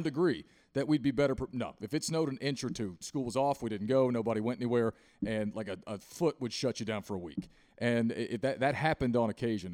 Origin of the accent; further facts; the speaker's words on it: Southwest Virginia, United States; now in Charlotte, United States; I grew up in the mountains in South West Virginia